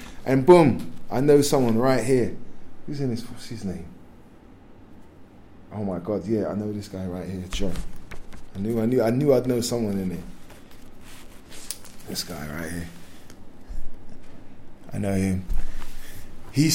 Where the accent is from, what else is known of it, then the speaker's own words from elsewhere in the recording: London, United Kingdom; having a strong Nigerian identity, but like the reality is that I was born and raised in East London.